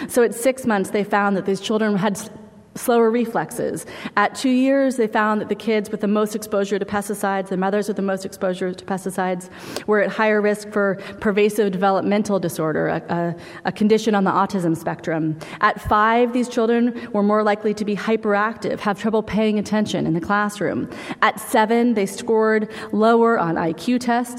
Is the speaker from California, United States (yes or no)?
yes; San Francisco, California, United States; I was a middle school kid and growing up in San Francisco